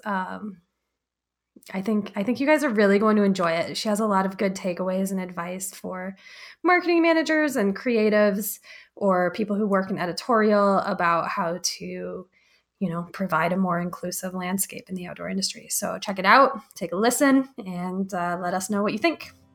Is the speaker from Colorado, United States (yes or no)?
yes; Fort Collins, Colorado, United States; also born or lived in Crested Butte, Colorado; I grew up in Fort Collins and then lived in Crested Butte for quite a while